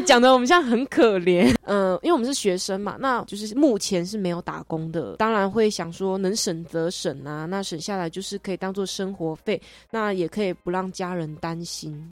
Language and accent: Chinese; Taitung County, Taiwan; moved away as an adult; now in Hsinchu, Taiwan; 因为我住的地方也算是平地啦，就是我是台东人。那虽然我住的也是很乡下的地方，还是有商店啊，还有一些便利商店，还有一些小吃摊什么的